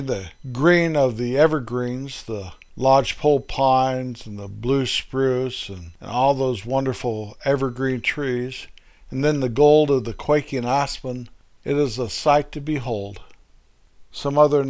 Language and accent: English; Colorado, United States; my little hometown where my folks are buried